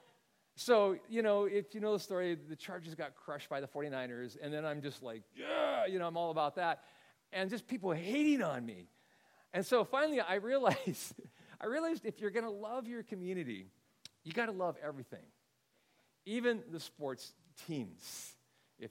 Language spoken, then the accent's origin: English; Bay Area, California, United States; moved away as an adult; now in San Diego, United States; Because I'm a NorCal guy. I grew up in the Bay Area.